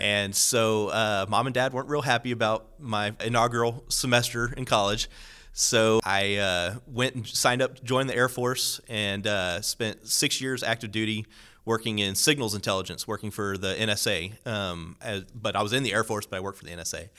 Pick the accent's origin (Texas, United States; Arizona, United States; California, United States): Texas, United States; Corpus Christi; moved away as an adult; also born or lived in Robstown, Texas / San Antonio, Texas; now in Houston, United States; I'm originally from Corpus Christi, South Texas, about four hours south of here. I grew up in a rather small Catholic parish